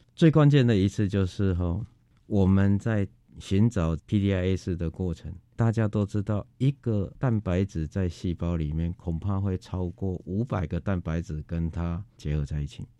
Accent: Taiwan; 我们台湾人民

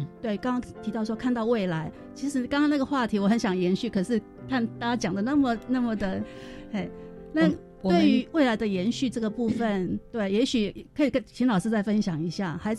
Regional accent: Taipei, Taiwan; 我们台北人

